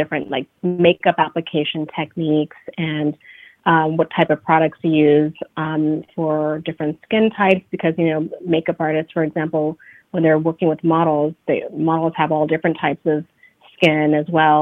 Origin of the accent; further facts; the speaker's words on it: Bay Area, California, United States; moved away as an adult; now in New York, United States; So I am originally from the Bay Area, California, but I say I grew up in New York because this is basically where I've lived the last 15 years of my life.